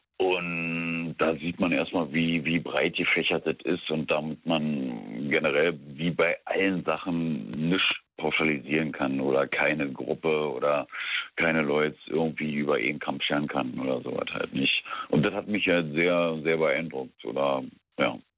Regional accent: Brandenburg, Germany; now in Berlin, Germany; zugezogen eigentlich Brandenburger

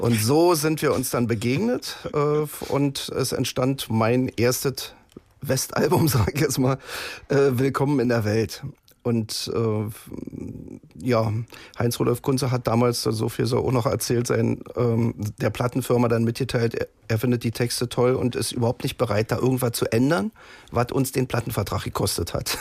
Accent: East Germany, Germany; ich stamme ja aus der DDR

